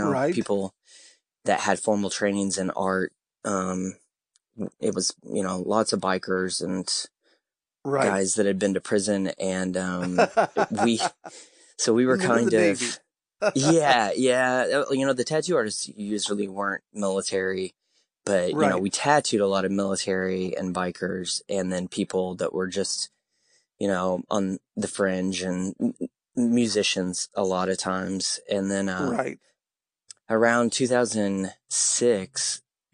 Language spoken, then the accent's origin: English; Crane, Missouri, United States; moved away; I grew up in Crane